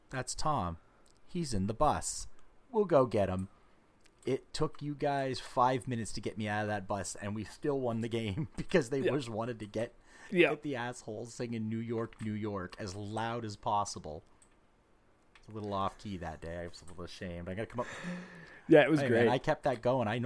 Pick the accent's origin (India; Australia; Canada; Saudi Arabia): Canada; Ottawa, Ontario; well basically the same distance from where we're from Ottawa.